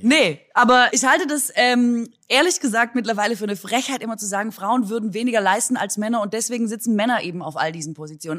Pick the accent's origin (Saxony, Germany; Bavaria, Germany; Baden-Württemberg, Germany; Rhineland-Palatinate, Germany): Baden-Württemberg, Germany; Swabia; an meine Heimat erinnert mich, also Linsen und Spätzle ist natürlich unser Vorzeigegericht